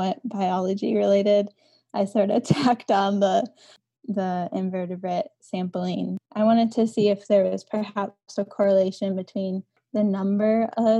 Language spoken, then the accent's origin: English; Driftless region of Western Wisconsin, United States; I'm from the Driftless region of Western Wisconsin, from a small organic farm